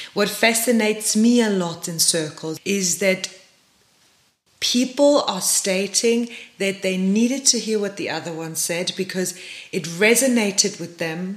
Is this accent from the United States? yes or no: no; Germany; now in South Africa; I come from Germany